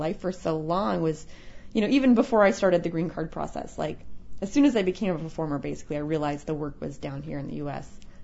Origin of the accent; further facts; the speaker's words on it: Canada; moved away as an adult; also born or lived in Brooklyn, New York; now in United States; as a kid growing up in Canada, we watched a lot of American TV